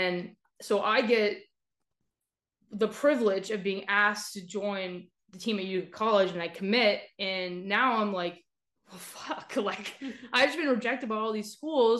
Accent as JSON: {"language": "English", "town": "Las Vegas", "region": "Nevada", "country": "United States", "moved": "yes", "said": "I'm from Vegas"}